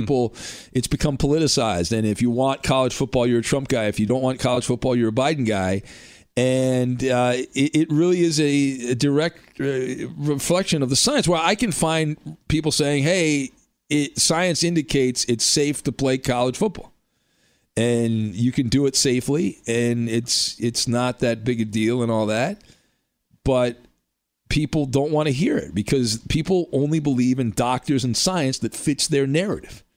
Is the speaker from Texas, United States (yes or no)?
no; Southern California, United States; also born or lived in San Diego; growing up in Southern California